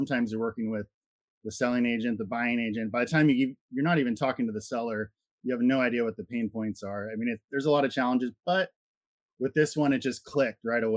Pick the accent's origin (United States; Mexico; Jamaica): United States; Santa Cruz, California; we're from Santa Cruz, California.